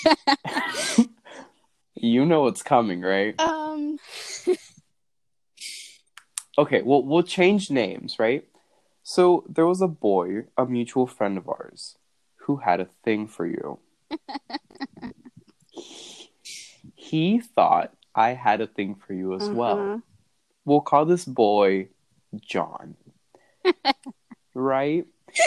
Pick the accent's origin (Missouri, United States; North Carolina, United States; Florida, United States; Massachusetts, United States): North Carolina, United States; I moved here when I was, like, what, 5? So I mean, I've been here most of my life